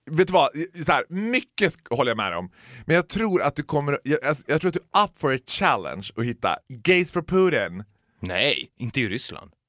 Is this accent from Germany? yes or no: yes; Germany; Nej, jag är ju tysk.